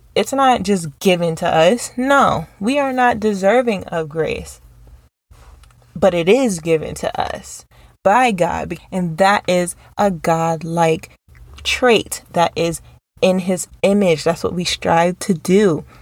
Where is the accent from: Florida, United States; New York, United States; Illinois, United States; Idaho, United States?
New York, United States; growing up in New York